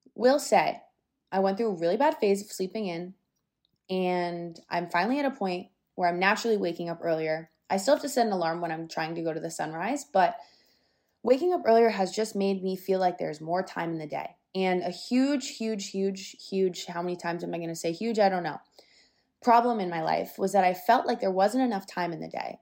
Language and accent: English; Florida, United States; I'm from Florida. I do love it here